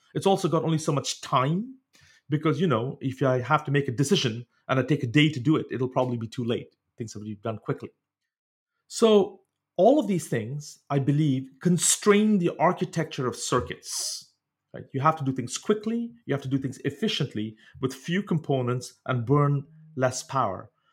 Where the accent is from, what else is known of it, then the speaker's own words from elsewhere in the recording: India; moved away; growing up in India, uh, you didn't have access as much at, in those days to sort of biological laboratories